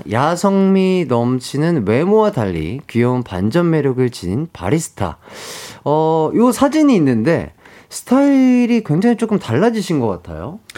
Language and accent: Korean; Seoul, South Korea; 저 서울입니다.